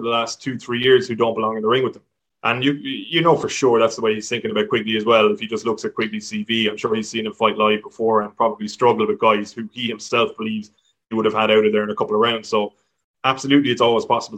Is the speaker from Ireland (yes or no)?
yes; Ireland